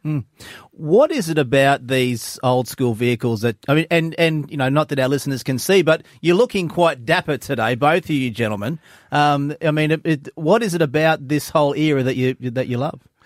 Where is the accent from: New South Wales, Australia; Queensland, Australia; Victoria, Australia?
Queensland, Australia; now in Griffith, Australia; I'm from Queensland